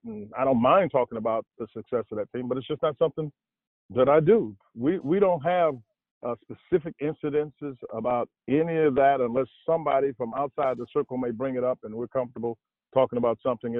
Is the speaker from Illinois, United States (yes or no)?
yes; outside of Chicago, Illinois, United States; I grew up outside of Chicago